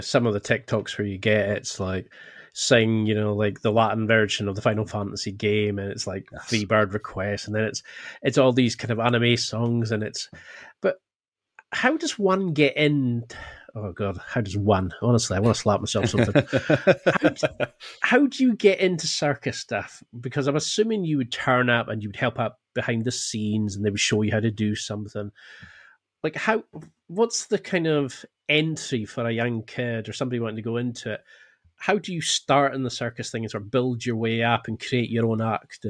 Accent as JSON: {"language": "English", "region": "Scotland", "country": "United Kingdom", "said": "Jeez, I'm Scottish through and through."}